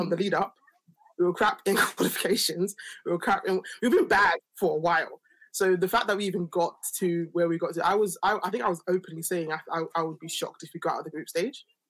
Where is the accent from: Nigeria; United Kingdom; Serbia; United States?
Nigeria; I'm Nigerian